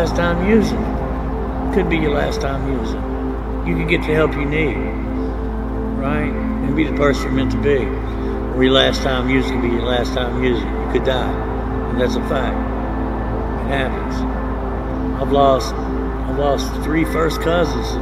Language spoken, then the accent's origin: English; Lexington, Kentucky, United States; now in Versailles, United States; I grew up in Lexington, Kentucky, a little place called Irishtown.